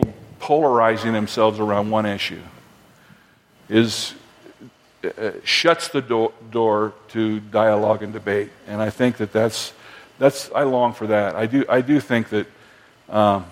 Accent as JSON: {"language": "English", "town": "Fort Collins", "region": "Colorado", "country": "United States", "tie": "born or raised there", "said": "I grew up in Fort Collins, Colorado"}